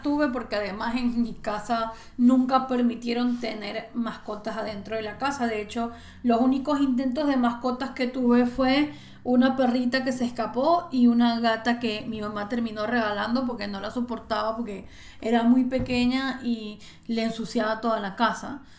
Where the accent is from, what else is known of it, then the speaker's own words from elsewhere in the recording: Maracaibo, Zulia, Venezuela; also born or lived in Cabimas; cuando nosotros nos mudamos de Cabimas a Maracaibo, en Cabimas era donde estaba esta casa, luego nos mudamos a Maracaibo